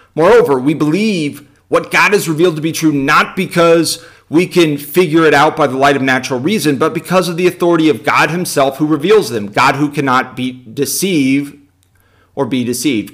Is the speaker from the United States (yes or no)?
yes; United States; we're, we're priests from America